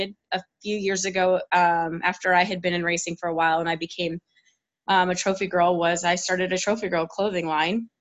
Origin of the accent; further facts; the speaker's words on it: Tucson, Arizona, United States; also born or lived in Chicagoland area / Scottsdale, Arizona; now in Peoria, United States; I was actually born and raised in Tucson